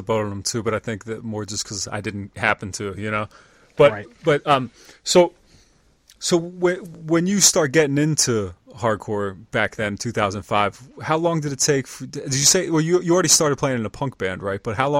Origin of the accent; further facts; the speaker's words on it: York, Pennsylvania, United States; where I live and grew up. Like, I grew up in York, Pennsylvania, which is nearby Lancaster here, but it's only 45 minutes north of Baltimore. It's maybe 2 hours to Philly.